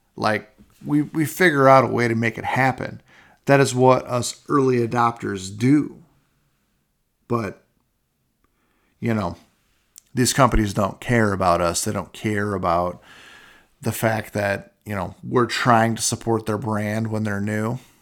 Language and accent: English; Iowa, United States; growing up in Iowa, I mean, we haul wagons behind our trucks